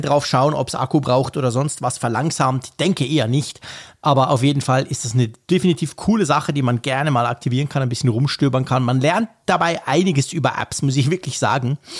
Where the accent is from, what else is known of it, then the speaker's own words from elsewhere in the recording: Switzerland; bei uns in der Schweiz